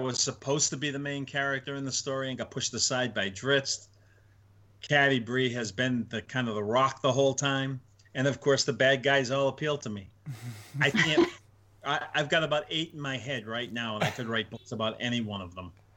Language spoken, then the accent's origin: English; Northeast, United States; I'm Italian from Northeast